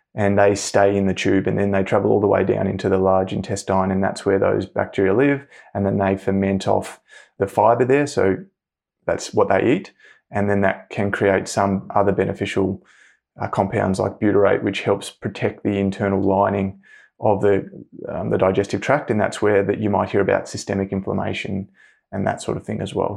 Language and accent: English; Hobart, Tasmania, Australia; I grew up in Hobart, Tasmania